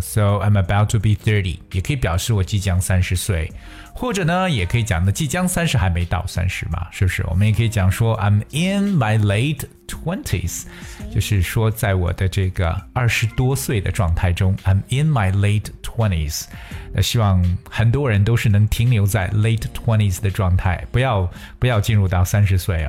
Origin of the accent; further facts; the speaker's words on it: China; 我们中国人